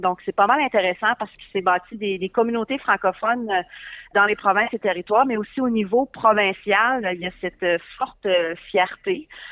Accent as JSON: {"language": "French", "region": "Northern Ontario", "country": "Canada", "tie": "born or raised there", "said": "je suis native du nord de l'Ontario"}